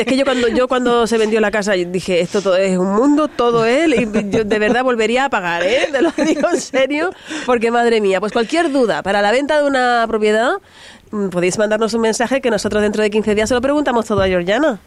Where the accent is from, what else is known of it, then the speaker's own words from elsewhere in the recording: Spain; accent: canaluz (Canarian-Andalusian mix); also born or lived in Andalusia / Canary Islands; yo tengo el acento cana, canaluz